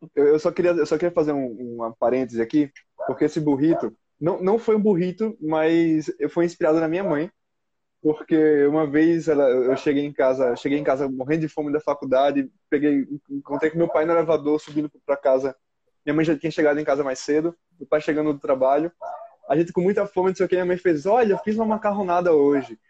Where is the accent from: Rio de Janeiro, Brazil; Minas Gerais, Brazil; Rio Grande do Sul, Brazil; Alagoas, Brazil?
Alagoas, Brazil; Maceió; now in São Paulo, Brazil; eu sou de Maceió. Lá fala biscoito. Mas agora eu tô morando aqui em São Paulo e aqui é bolacha